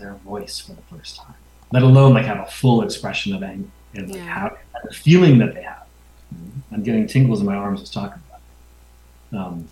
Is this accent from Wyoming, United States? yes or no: no; New York City, New York, United States; I grew up in New York City.